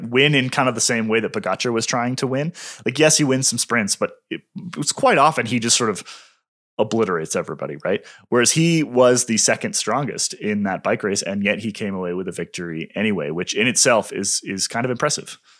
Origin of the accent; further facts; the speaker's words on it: United States; As an American